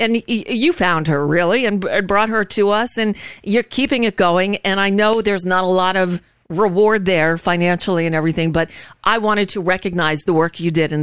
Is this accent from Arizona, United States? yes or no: no; South Florida, United States; I grew up in South Florida